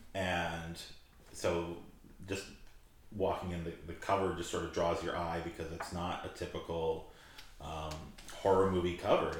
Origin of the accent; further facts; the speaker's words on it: Saskatoon, Saskatchewan, Canada; growing up in Saskatoon, we had the sanatorium here